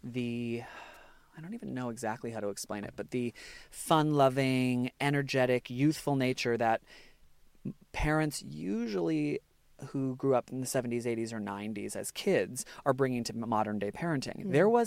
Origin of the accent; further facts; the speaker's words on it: United States; now in Australia; I'm American